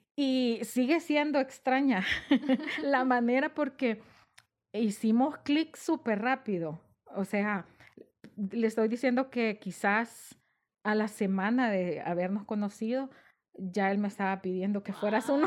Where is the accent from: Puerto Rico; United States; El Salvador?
El Salvador; San Miguel; moved away as an adult; yo soy originaria de San Miguel y yo para esa época vivía allá, estaba estudiando eh, mi último año de bachillerato